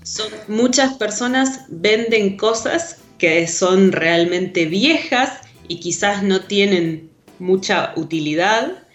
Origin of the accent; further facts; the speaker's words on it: Rosario, Santa Fe, Argentina; Rosario, de donde soy